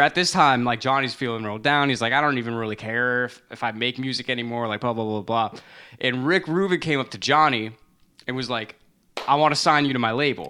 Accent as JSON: {"language": "English", "country": "United States", "tie": "born or raised there", "said": "growing up in America, like, as a non-Christian person"}